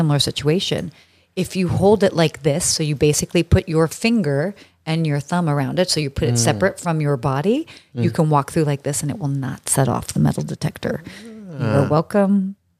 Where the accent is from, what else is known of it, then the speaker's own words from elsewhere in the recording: Saudi Arabia; Well, I grew up in Saudi Arabia, and I'm sure we'll get into, you know, as one does casually grow up in Saudi Arabia.